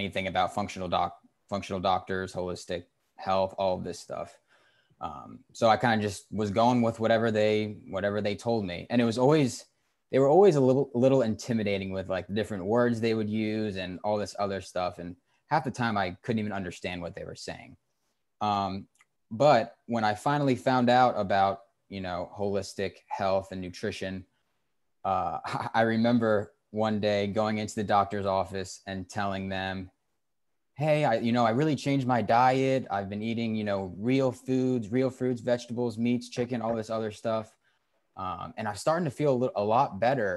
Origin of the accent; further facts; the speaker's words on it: Cary, North Carolina, United States; I grew up in Cary, North Carolina